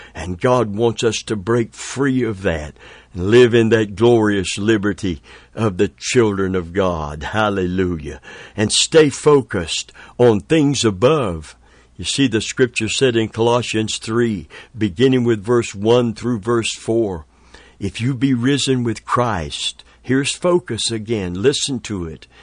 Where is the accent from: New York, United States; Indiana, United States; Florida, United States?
Florida, United States; Tampa; I'm from Tampa, Florida